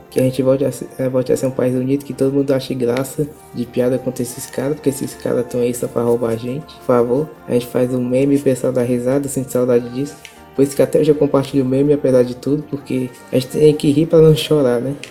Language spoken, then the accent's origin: Portuguese; Brazil; todos nós somos brasileiros